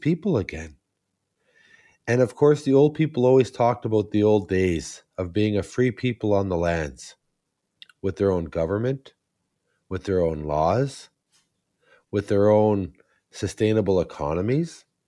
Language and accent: English; Serpent River First Nation, Ontario, Canada; I'm from Serpent River First Nation